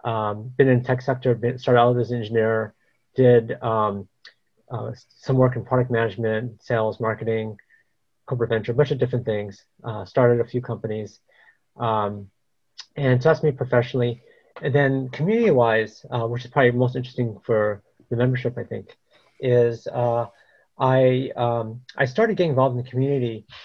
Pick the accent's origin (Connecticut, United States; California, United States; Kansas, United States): California, United States; Los Angeles; also born or lived in San Fernando Valley; now in Palo Alto, United States; Southern California, a place called Northridge.